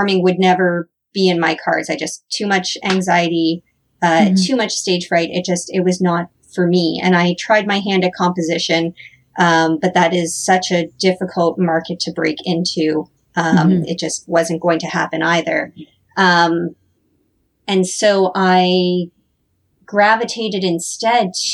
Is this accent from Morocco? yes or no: no; Northern Ontario, Canada; also born or lived in Toronto; now in Hamilton, Canada; I grew up in Northern Ontario